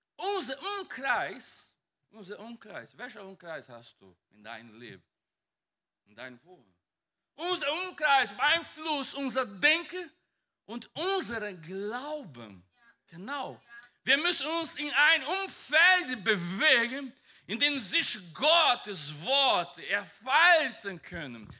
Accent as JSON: {"language": "German", "country": "Brazil", "second_language": "German", "moved": "yes", "lives_now": "Germany", "said": "Ich komme von einem Land, mein, ich komme aus Brasilien und mein Bundesland ist ein bisschen Wald oder Pantanal"}